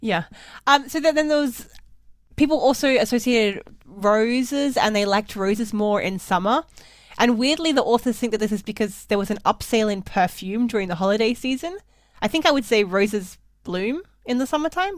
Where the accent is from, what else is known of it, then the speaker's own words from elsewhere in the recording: Australia; as an Australian, maybe we are more likely to eat seafood at Christmas